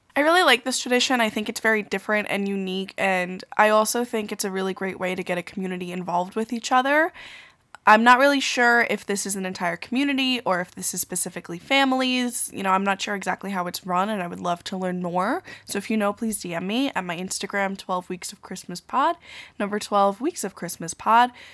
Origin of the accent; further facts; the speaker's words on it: New York, United States; as a New Yorker